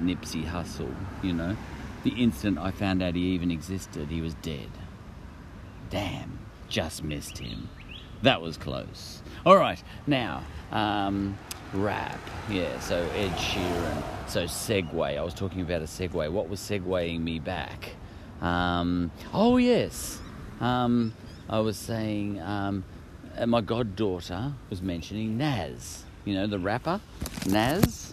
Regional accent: Australia; I'm an Aussie.

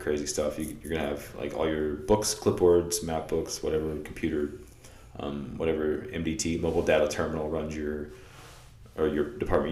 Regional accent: Florida, United States; the beach we grew up at over in Florida

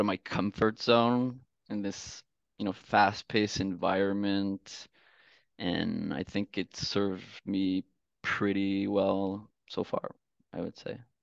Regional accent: Canada; I'm from Canada

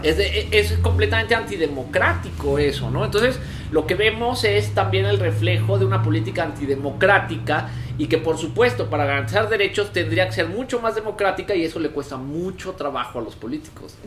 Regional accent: Mexico; como mexicanos

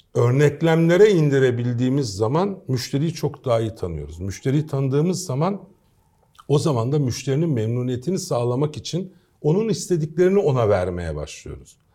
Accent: Istanbul, Turkey; also born or lived in Kayseri / Strasbourg; 1968 İstanbul doğumlu

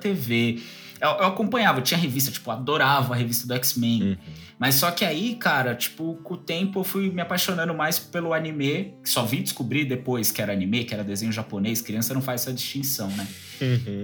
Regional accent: São Paulo, Brazil; also born or lived in Alto da Lapa, São Paulo; meu coração é da Zona Leste, onde eu nasci e fui criado

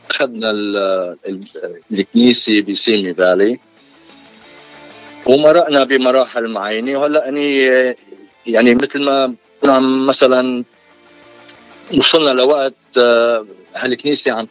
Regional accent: Hsarat, between Byblos and Batroun, Keserwan-Jbeil, Lebanon; moved away as an adult; also born or lived in Texas; now in California, United States; انا من لبنان من ضيعه اسمها حسرايل بين جبيل والبترون اللي بيعرفوا المنطقه وجيت على امريكا بسنه 80

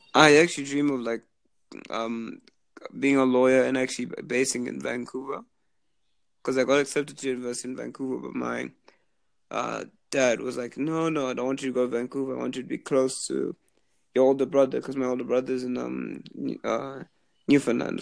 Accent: Zimbabwe; moved away as an adult; now in Halifax, Canada; I was born in Zimbabwe. I'm actually currently there now on summer break

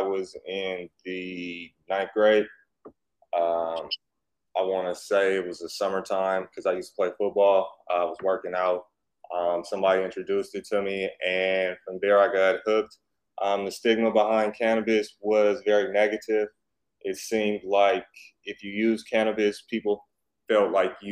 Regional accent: Oakland, California, United States; moved away as an adult; also born or lived in Atlanta / Las Vegas; I grew up there.

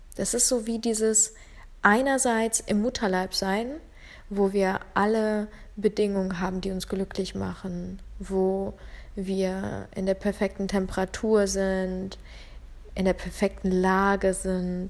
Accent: Ukraine; now in Germany; ich komme aus der Ukraine ursprünglich und bin dann, ähm, nach Deutschland gekommen.

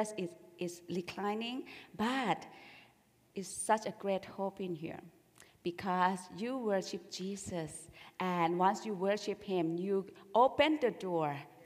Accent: Bangkok, Thailand; moved away; I grew up in Bangkok

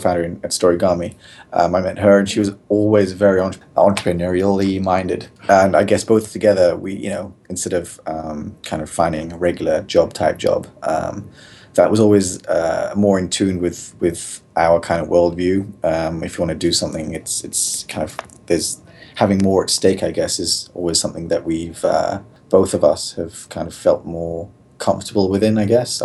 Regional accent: London, United Kingdom; moved away as an adult; I'm actually originally from London, England. Born and bred. Place called Neasden in northwest London.

